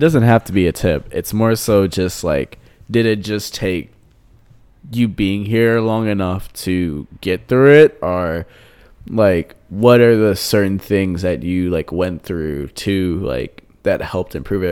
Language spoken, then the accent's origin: English; United States; now in Curitiba, Brazil; we're all American